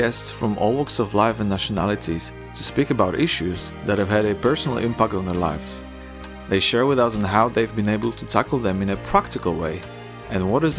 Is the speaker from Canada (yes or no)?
no; Poland; now in London, United Kingdom; I'm from Poland.